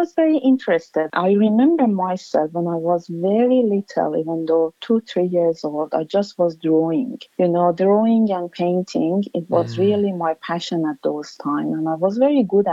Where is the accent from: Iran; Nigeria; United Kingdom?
Iran; Tehran, Tehran Province; English is a second language; moved away as an adult; now in Australia; I have a very, very good memory from my childhood and from my growing up in Iran